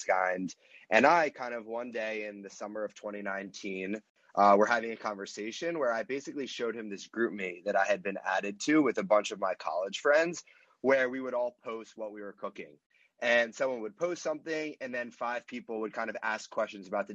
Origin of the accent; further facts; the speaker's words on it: Mountainside, New Jersey, United States; moved away as an adult; now in New York City, United States; I'm from Mountainside. It's a really small town right next to Westfield, Summit, Scotch Plains